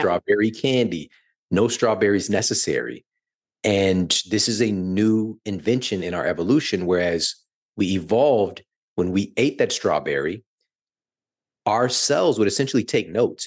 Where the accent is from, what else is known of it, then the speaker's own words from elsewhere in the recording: St. Louis, Missouri, United States; moved away as an adult; now in Los Angeles, United States; I'm from Saint Louis, born and raised in the heartland, and, you know, moving here to L A at the end of twenty nineteen